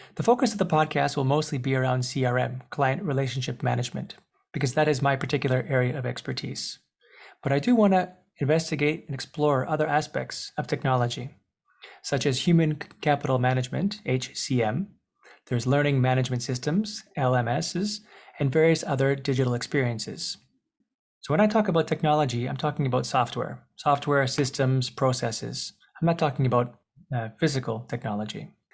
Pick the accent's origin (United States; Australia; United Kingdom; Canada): Canada; Montreal, Quebec; I was born in Montreal, Canada, to some European parents.